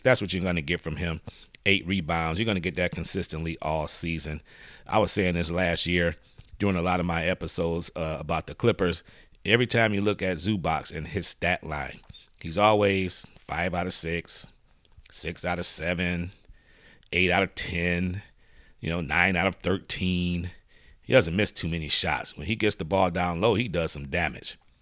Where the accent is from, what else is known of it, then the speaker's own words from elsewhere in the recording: Detroit, Michigan, United States; I was born in Detroit